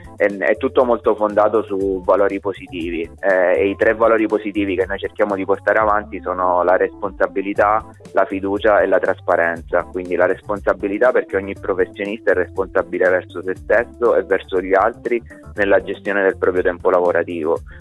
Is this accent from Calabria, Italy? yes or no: yes; Calabria, Italy; moved away as an adult; Ero un calabrese fuori sede, adesso sono un calabrese di ritorno